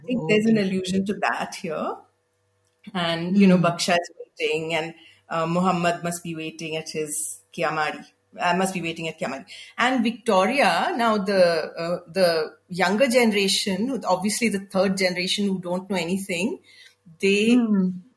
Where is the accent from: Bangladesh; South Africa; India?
India; the South, South India; I grew up in the South